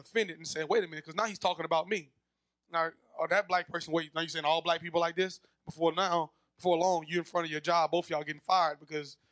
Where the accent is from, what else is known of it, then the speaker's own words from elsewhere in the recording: Zachary, Louisiana, United States; when I grew up in Zachary, I'm the only black kid on the team.